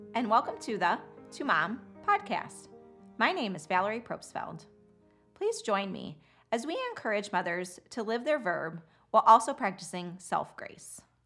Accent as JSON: {"language": "English", "area": "Chicago area", "region": "Illinois", "country": "United States", "tie": "born or raised there", "said": "I am from Illinois and, um, growing up in the Chicago area"}